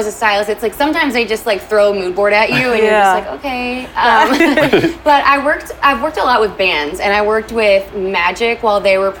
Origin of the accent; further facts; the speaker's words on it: Kentucky, United States; moved away as an adult; now in Los Angeles, United States; So I'm actually from Kentucky